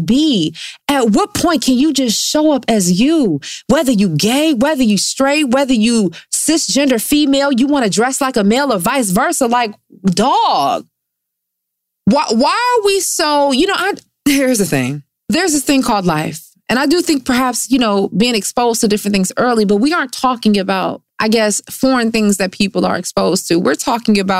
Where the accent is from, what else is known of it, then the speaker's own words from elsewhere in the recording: Detroit, Michigan, United States; growing up in Detroit